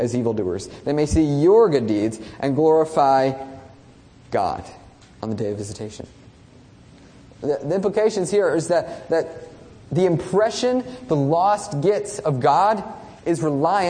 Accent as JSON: {"language": "English", "country": "United States", "said": "we as American Christians"}